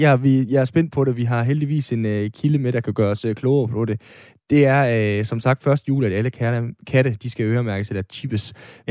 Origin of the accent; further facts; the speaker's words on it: Aalborg, North Denmark Region, Denmark; Jeg er født og opvokset i øh, Aalborg, og bor stadigvæk i Aalborg